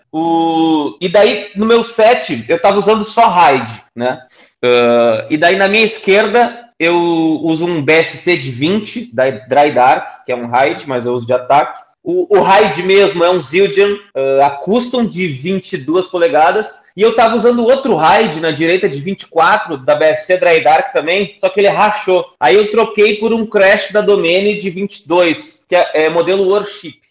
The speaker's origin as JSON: {"language": "Portuguese", "town": "Porto Alegre", "region": "Rio Grande do Sul", "country": "Brazil", "tie": "born or raised there", "said": "Porque é minha cidade natal"}